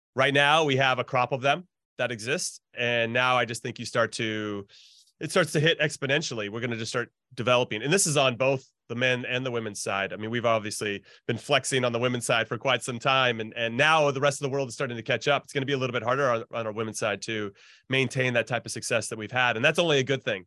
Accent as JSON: {"language": "English", "region": "Southern California", "country": "United States", "tie": "born or raised there", "said": "I grew up in Southern California"}